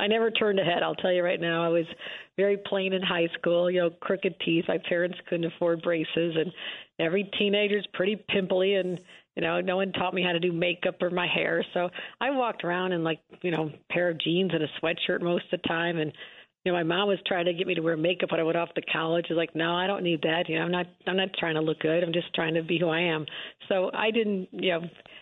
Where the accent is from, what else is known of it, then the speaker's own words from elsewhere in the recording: Buffalo, New York, United States; also born or lived in Lackawanna, New York; growing up in Buffalo area